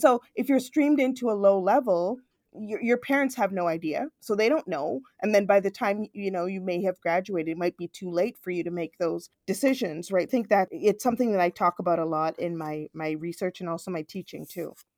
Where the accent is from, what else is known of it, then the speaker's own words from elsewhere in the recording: Toronto, Ontario, Canada; I'm born actually in Toronto, I grew up in Scarborough, which is a very multicultural suburb of Toronto